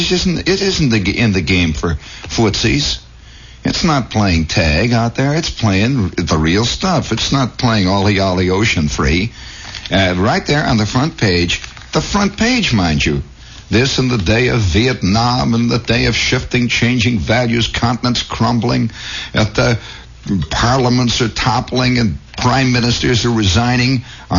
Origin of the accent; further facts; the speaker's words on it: New Jersey, United States; I'm from New Jersey, and I'm proud about it, and I brag about it.